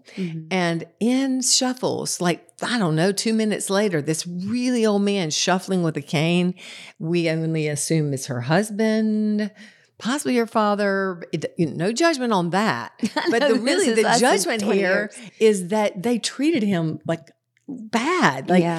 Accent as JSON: {"language": "English", "town": "Concord", "country": "United States", "said": "So of course, being the rube that I am from Concord, I turned myself away, took a little selfie."}